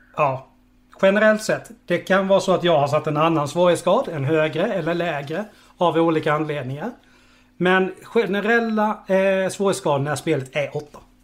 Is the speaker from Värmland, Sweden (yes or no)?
no; Karlshamn, Blekinge, Sweden; jag är från Karlshamn